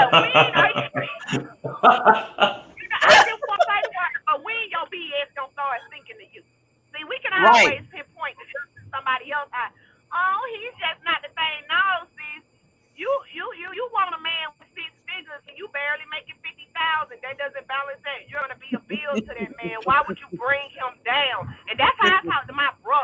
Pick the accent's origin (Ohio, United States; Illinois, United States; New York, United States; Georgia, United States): Georgia, United States; Atlanta; now in Huntsville, United States; I'm from Atlanta, but I stay in Little Huntsville